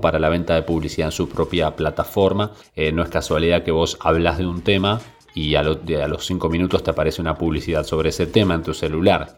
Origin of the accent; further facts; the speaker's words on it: Argentina; uno como argentino en el exterior